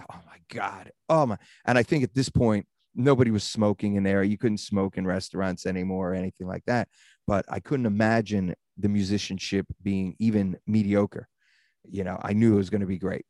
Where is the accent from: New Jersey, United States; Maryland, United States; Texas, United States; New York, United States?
Maryland, United States; Baltimore; moved away as an adult; also born or lived in Phoenix, Arizona / Los Angeles; growing up in Baltimore